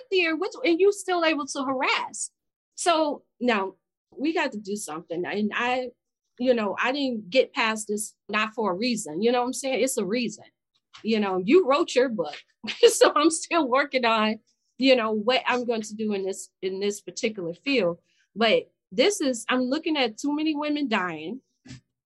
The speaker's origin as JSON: {"language": "English", "town": "Chicago", "region": "Illinois", "country": "United States", "said": "I'm from Chicago. The West Side"}